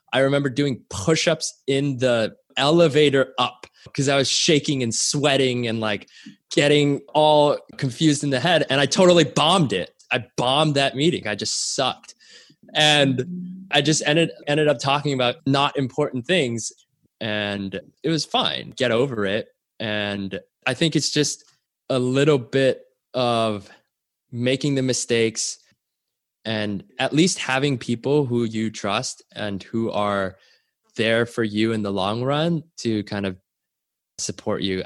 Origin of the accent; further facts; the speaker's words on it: Canada; I was born in Canada, and my parents immigrated there when they were relatively young